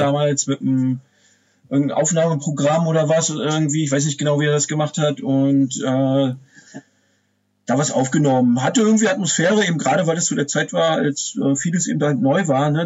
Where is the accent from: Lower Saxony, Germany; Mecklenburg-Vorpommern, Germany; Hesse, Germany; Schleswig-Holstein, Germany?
Mecklenburg-Vorpommern, Germany; Pomerania, Usedom; also born or lived in Wolgast area; ich komme ja hier, wie du schon erwähnt hast, aus dem Nordosten von Deutschland, also genau gesagt aus Pommern